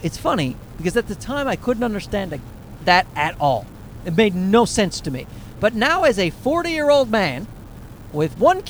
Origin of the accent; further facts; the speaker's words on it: East Coast, United States; we are from the East Coast